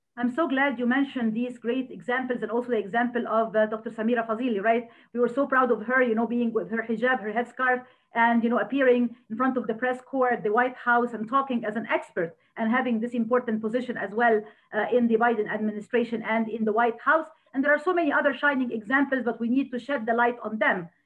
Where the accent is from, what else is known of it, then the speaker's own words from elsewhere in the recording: Egypt; now in United States; As we say back home in Egypt, where I come from, originally I'm Egyptian American